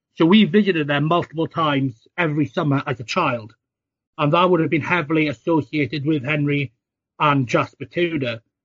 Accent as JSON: {"language": "English", "region": "South Wales", "country": "United Kingdom", "tie": "born or raised there", "said": "I grew up in South Wales"}